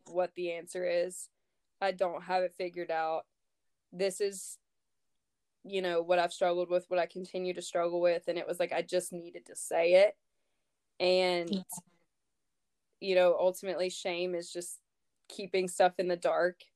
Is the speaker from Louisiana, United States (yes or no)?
yes; North Louisiana, United States; I grew up in North Louisiana and literally, like, saw snow maybe twice my whole life